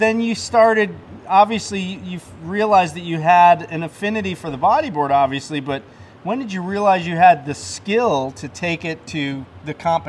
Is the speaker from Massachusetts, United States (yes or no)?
no; Ocean City, Maryland, United States; my hometown, Ocean City, Maryland